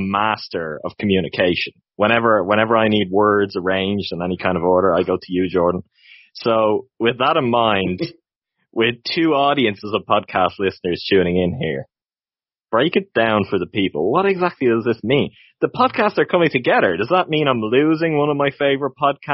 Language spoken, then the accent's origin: English; Ireland; I'm from Ireland.